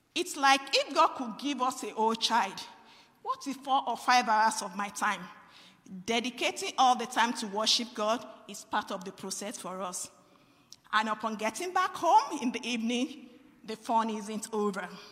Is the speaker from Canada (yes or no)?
no; Nigeria; moved away; I am from Nigeria